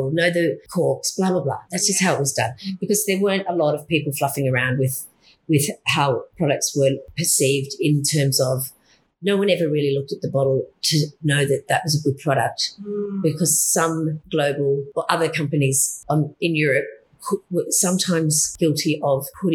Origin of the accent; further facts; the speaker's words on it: Hunter Valley, New South Wales, Australia; I was from the Hunter